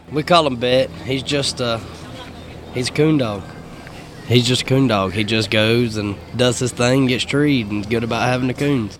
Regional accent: Georgia, United States; I'm from Orange, Georgia

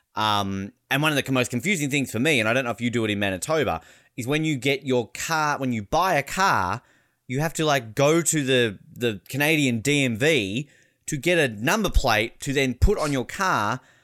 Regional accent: Australia; now in United States; as an Australian

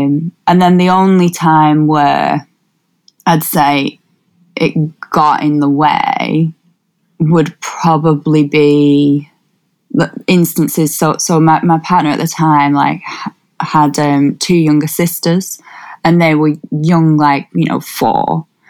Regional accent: Wigan, North West England, United Kingdom; So, like, I'm from Wigan, or just north of Wigan, and Wigan's quite diverse.

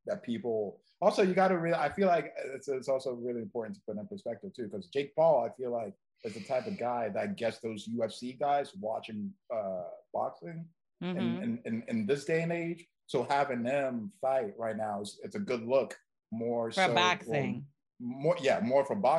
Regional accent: Ghana; now in United States; I'm from Ghana

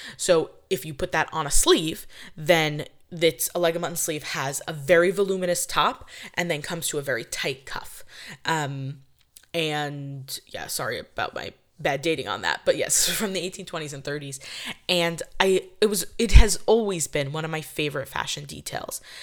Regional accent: New York, United States; I'm from New York.

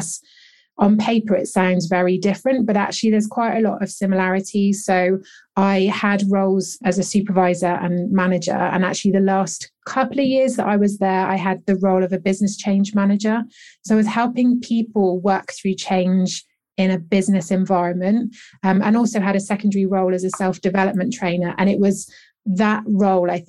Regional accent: England, United Kingdom; born and bred in England

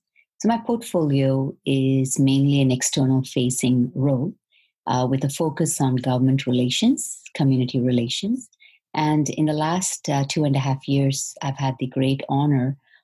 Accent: India; moved away as an adult; also born or lived in Malaysia; now in British Columbia, Canada; I went to India to pursue my education. And went to a convent boarding school and completed my master's in social work in India

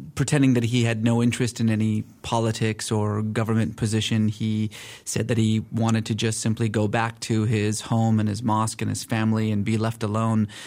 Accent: Iran; I was born in Iran.

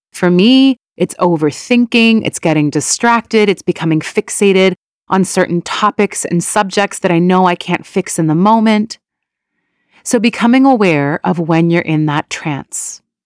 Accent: Canada; also born or lived in Iran; my family immigrated to Canada from Iran when I was quite young.

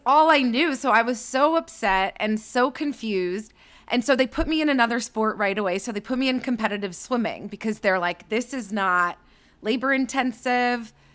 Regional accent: Thornhill, Ontario, Canada; So I'm Canadian. I grew up outside of Toronto in a suburb called Thornhill

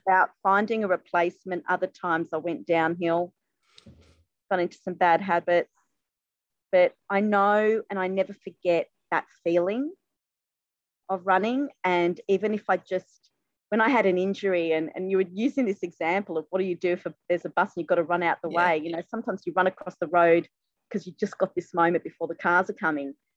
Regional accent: Sydney, New South Wales, Australia; born or raised there; also born or lived in England

